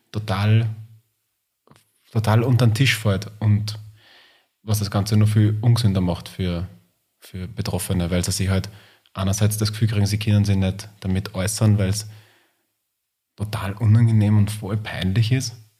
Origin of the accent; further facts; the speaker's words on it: Linz, Upper Austria, Austria; now in Vienna, Austria; ich bin Wahlwiener, aber komme ursprünglich aus Linz